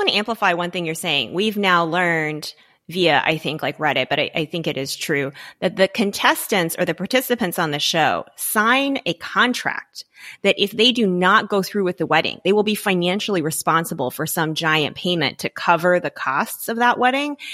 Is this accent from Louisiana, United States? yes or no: yes; Louisiana, United States; moved away; I grew up in Louisiana, um, not in a big city